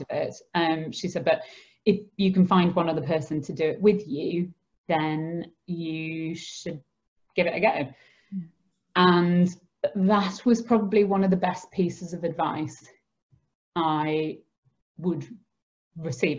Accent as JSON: {"language": "English", "town": "Skipton", "region": "Yorkshire and the Humber", "country": "United Kingdom", "tie": "born or raised there", "said": "I grew up in Skipton with my mum, dad, and my brother"}